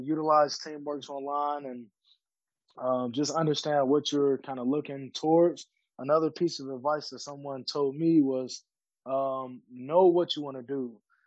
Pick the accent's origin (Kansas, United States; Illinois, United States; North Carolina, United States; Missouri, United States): Illinois, United States; Chicago; growing up in Chicago, kind of in a not so great area